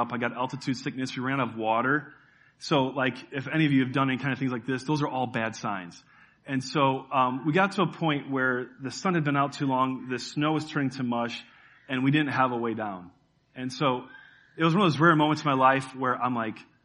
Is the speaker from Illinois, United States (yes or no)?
yes; Chicago, Illinois, United States; We're from Chicago.